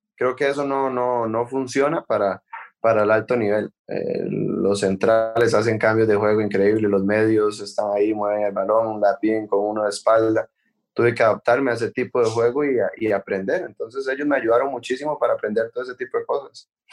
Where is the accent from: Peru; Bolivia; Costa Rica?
Costa Rica; moved away as an adult; now in Paris, France; para uno como costarricense